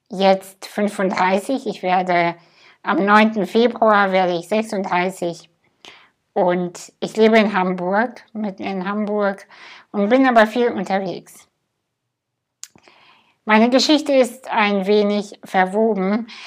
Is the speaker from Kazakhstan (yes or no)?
yes; Kazakhstan; Ich bin in Kasachstan geboren, in einem Dorf, hinter einem Dorf, hinter einem Dorf, was nicht mal auf Google Maps zu finden ist. Ich hatte eine ganz glückliche Kindheit.